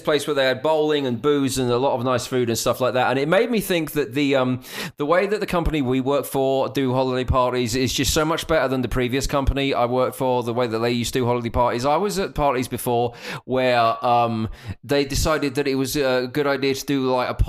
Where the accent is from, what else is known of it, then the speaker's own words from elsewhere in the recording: Essex, East of England, United Kingdom; now in Texas, United States; I'm from Essex.